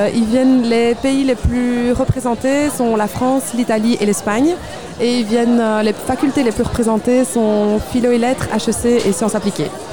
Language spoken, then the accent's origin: French; Liège, Wallonia, Belgium; quand on est liégeois